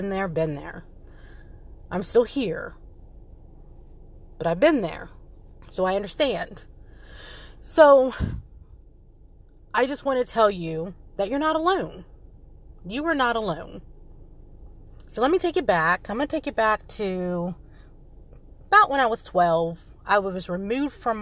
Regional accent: Frederick, Maryland, United States; also born or lived in Seoul, South Korea / North Carolina; I grew up in Frederick, Maryland.

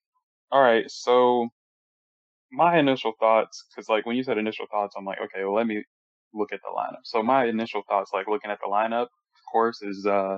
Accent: Texas, United States; born there; now in Florida, United States; I was born in Texas, so I might have an accent. I don't really have no accent at all, actually. I don't know what kind of accent I have. I moved to Florida in '95

